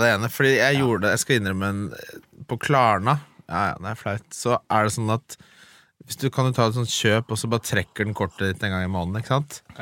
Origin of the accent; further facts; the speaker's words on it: Oslo, Norway; der jeg vokste opp i Oslo, på Lindern, liksom, på Adamstuen